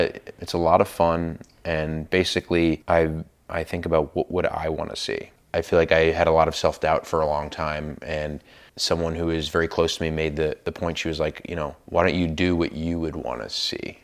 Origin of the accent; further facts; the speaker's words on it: New York, United States; growing up in New York on the East Coast